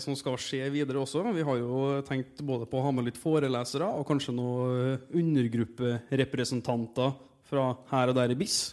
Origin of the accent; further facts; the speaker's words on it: Trondheim, Trøndelag, Norway; also born or lived in Oslo; når jeg kommer fra Trondheim